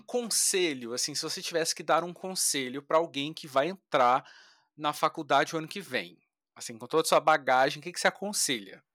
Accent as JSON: {"language": "Portuguese", "town": "Taubaté", "region": "São Paulo", "country": "Brazil", "tie": "born or raised there", "moved": "as an adult", "lives_now": "Rio de Janeiro, Brazil", "said": "eu sou natural do interior de São Paulo, Taubaté"}